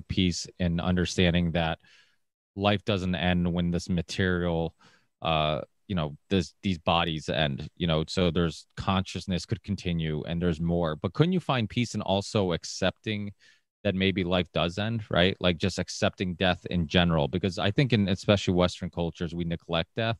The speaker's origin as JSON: {"language": "English", "country": "Portugal", "tie": "born or raised there", "moved": "yes", "lives_now": "United States", "said": "I was born in Portugal"}